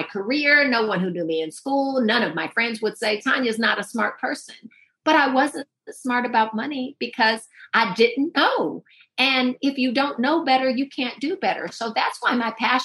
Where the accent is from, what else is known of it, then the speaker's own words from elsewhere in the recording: Oakland, California, United States; I grew up in Oakland, California